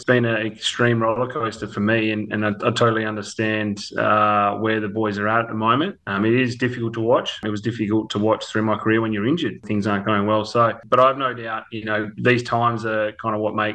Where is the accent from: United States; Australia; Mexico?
Australia; Northampton, Western Australia; also born or lived in Victoria / Canberra / Townsville / Perth; I grew up in Northampton, which is about 50 k's north of Geraldton, and spent most of my life up here and all my schooling.